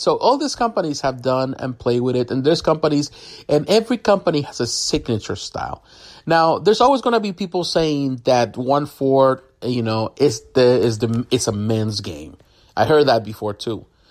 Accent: Puerto Rico; I'm from Puerto Rico

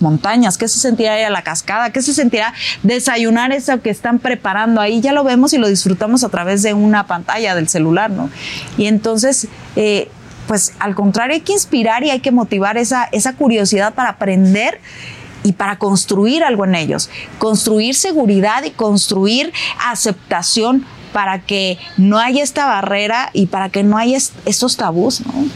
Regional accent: Mexico; como mexicana

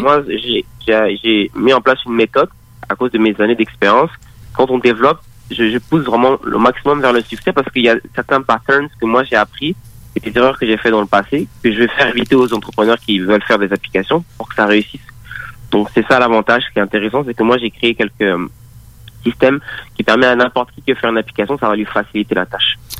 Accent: Paris, Île-de-France, France; moved away as an adult; now in Montreal, Canada; je suis né en, France, donc à Paris

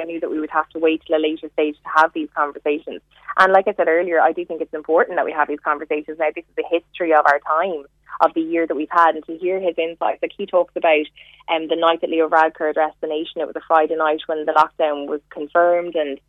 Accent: Cork, Munster, Ireland; born there; I was born in Cork. I was born in Cork, and my mom is Cork and my dad's Waterford. My parents live in Waterford.

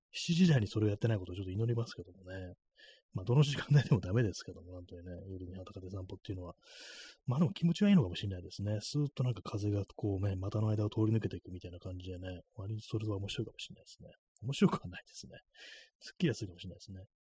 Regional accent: Tokyo, Japan; 東京生まれ

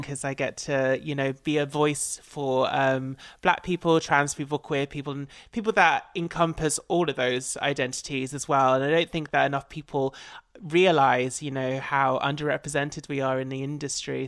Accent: Essex, East of England, United Kingdom; I'm an Essex girl

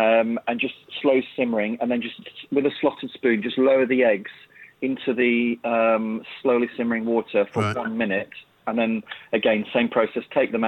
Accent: Yorkshire and the Humber, United Kingdom; I grew up, I'm a Yorkshire lad

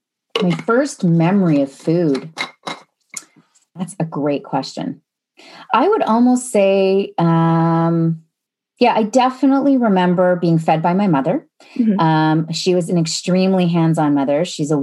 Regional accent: Sarnia, Ontario, Canada; I grew up in Sarnia, Ontario, which is about 3.5 hours southwest of Toronto.

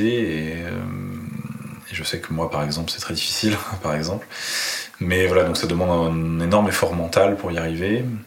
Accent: Paris, Île-de-France, France; moved away as an adult; now in Nice, France; j'ai grandi à Paris. Donc euh, j'ai passé 35 ans

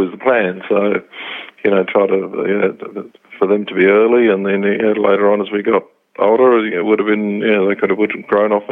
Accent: England, United Kingdom; now in Brisbane, Australia; I immigrated over from England in 78. I just came straight to Brisbane and really kind of made that the place that I wanted to stay in.

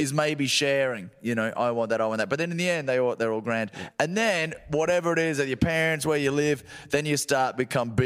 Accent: Australia; moved away

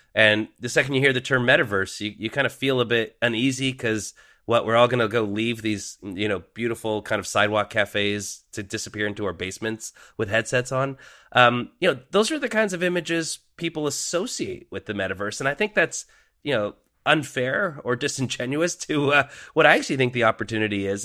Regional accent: Canada; as a Canadian from that period in time

